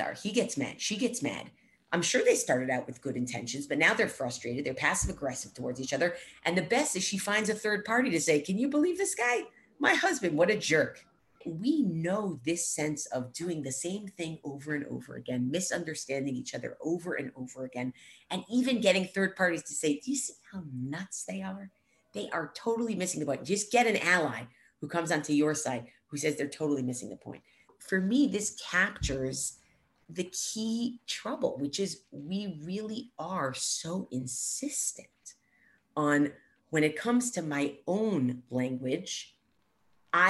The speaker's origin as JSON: {"language": "English", "country": "United States", "said": "We in America"}